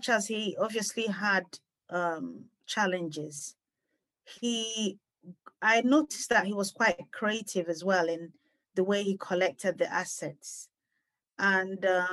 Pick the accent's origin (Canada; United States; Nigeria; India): Nigeria; Enugu, Enugu State; now in London, United Kingdom; I was born in England, in London here, but grew up in Enugu, Nigeria. So we moved back to Nigeria when I was about 6 years old